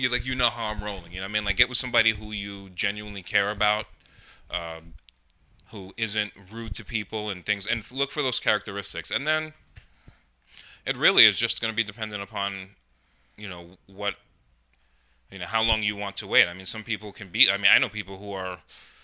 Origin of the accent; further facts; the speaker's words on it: Rockland, New York, United States; I grew up in Rockland, I was like, I wanted to leave